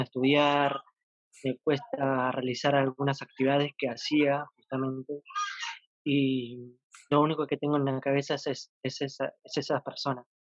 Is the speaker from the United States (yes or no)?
no; Buenos Aires, Argentina; Soy de Buenos Aires